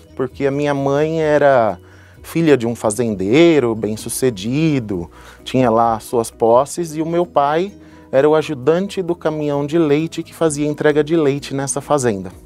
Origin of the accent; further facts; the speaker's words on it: São Paulo, Brazil; moved away as an adult; also born or lived in United States; Eu sou natural da cidade de São Paulo